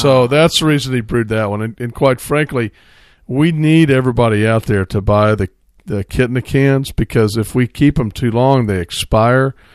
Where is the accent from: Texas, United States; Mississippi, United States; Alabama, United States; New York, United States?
Texas, United States; Central; we're all from Austin, San Marcos, basically Central Texas. So, uh, we grew up with Scheinerbach